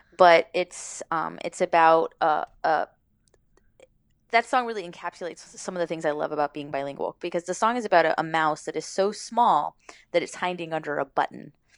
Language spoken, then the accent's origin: English; Miami, Florida, United States; moved away; also born or lived in Los Angeles; I grew up in Miami, so it's kind of a Spanglish